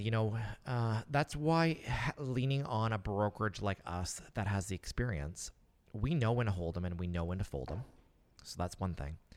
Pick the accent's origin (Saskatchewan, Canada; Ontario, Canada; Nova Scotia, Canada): Nova Scotia, Canada; I live and work, and I'm from Nova Scotia.